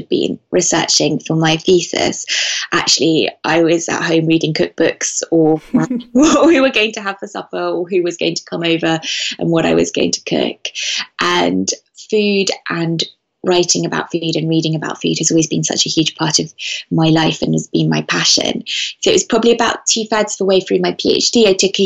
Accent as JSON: {"language": "English", "town": "Venice", "region": "Veneto", "country": "Italy", "tie": "born or raised there", "also_born_or_lived": "London", "said": "I grew up in Venice, and I live now in Venice half the year and in London the rest of the year."}